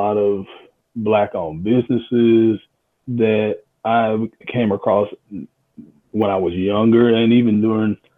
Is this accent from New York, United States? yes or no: no; Union, South Carolina, United States; moved away as an adult; now in Spartanburg, United States; I'm from Union, South Carolina. Left Union in 1991 to come to Wofford College here in Spartanburg